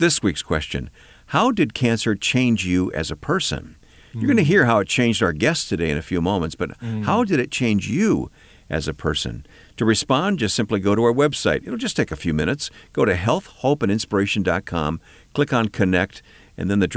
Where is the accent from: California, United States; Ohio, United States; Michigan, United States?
Michigan, United States; Flint; my hometown, where I was born, Flint, Michigan.